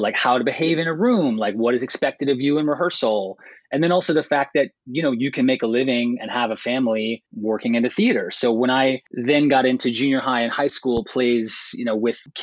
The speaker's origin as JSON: {"language": "English", "town": "Atlanta", "region": "Georgia", "country": "United States", "tie": "born or raised there", "also_born_or_lived": "Los Angeles", "moved": "as an adult", "lives_now": "New York, United States", "said": "I grew up in Atlanta, Georgia"}